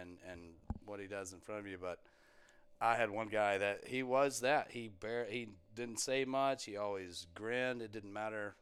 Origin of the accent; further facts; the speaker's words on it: Texas, United States; we're from Texas and, and we talk slow